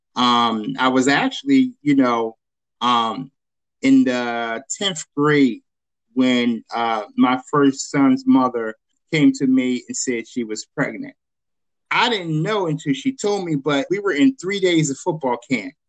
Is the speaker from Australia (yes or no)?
no; Chester, Pennsylvania, United States; I'm originally from Chester, born and raised in Chester, went to Chester High School